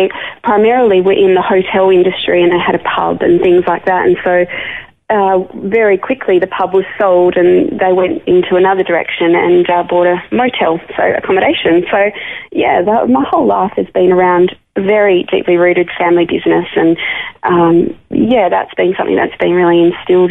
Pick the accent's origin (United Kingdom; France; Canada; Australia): Australia; Albany, Western Australia; I was born in Albany.